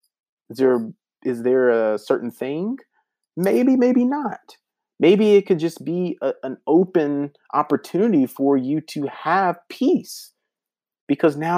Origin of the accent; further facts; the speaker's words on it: the South, United States; moved away; I grew up in the South